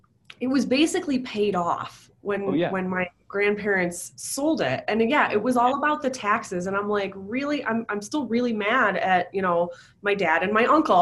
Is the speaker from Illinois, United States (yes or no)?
no; Buffalo, New York, United States; I'm from Buffalo.